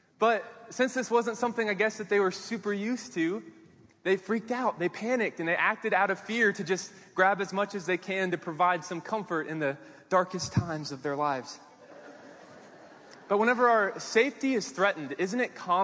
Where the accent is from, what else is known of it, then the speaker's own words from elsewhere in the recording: Kansas City, United States; moved away as an adult; also born or lived in Arkansas; I grew up in Kansas City